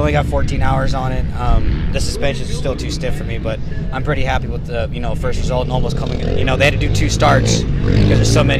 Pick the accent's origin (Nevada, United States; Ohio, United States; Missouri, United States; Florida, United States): Nevada, United States; Las Vegas; I'm from Las Vegas, Nevada. I was born and raised there.